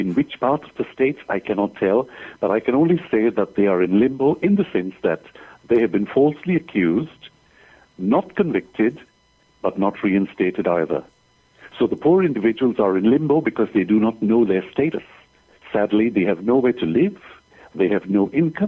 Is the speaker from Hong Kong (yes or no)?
no; Mumbai, Maharashtra, India; moved away as an adult; now in Adelaide, Australia; I am originally from Bombay, India. That is where I grew up